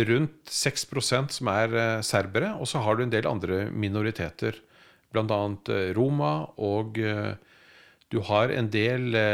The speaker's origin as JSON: {"language": "Norwegian", "country": "Norway", "said": "Men for oss som nordmenn så er det et land?"}